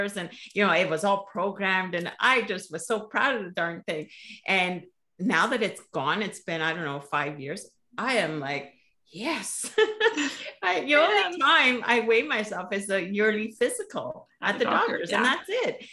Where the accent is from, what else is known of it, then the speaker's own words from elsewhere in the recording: Canada; I'm Canadian. Like, I've been here in this country for over 50 years